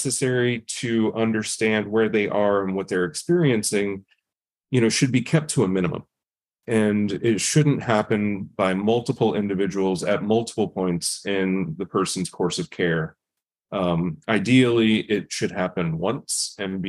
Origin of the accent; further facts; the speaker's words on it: United States; I grew up in Indian country and experienced what it's like on reservations and what it's like to live there